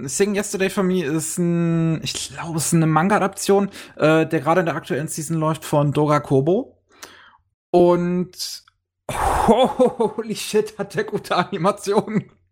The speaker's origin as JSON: {"language": "German", "country": "Germany", "said": "bei uns in Deutschland"}